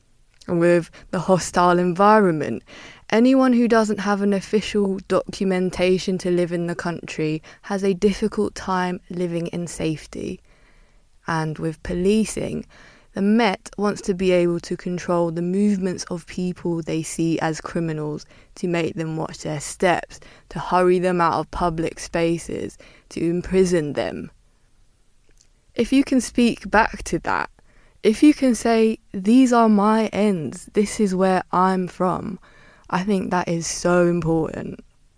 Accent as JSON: {"language": "English", "region": "London", "country": "United Kingdom", "said": "I'm from Northwest London and we had Freeze FM, West London had Lalo FM, East had Rinse and Deja Vu, and South had On Top FM."}